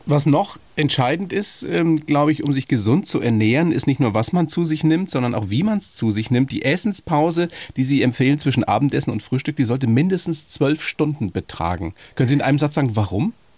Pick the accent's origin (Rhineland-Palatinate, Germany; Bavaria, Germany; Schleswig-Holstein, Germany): Bavaria, Germany; bei uns in Bayern.